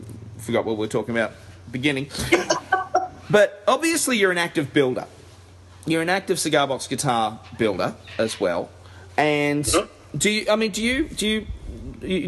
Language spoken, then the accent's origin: English; Caloundra, Queensland, Australia; I come from Caloundra on the Sunshine Coast